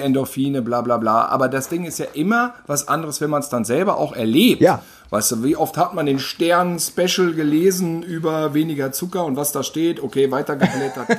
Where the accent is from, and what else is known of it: Gütersloh, North Rhine-Westphalia, Germany; born or raised there; now in Cologne, Germany